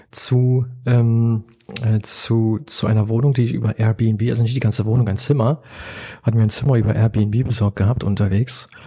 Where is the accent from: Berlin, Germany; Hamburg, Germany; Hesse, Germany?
Berlin, Germany; also born or lived in London, United Kingdom / Oslo, Norway / Lima, Peru; Ich bin ja, ja geborener Berliner. Ich ich fast nur in der Stadt gelebt. Ich habe in London, in Oslo, in Lima, in Berlin gelebt und jetzt lebe ich ja hier.